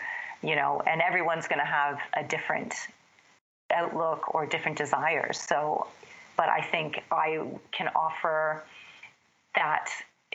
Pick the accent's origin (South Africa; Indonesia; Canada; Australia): Canada; moved away as an adult; also born or lived in Toronto, Canada / Bermuda / London, England / Mexico; I'm Canadian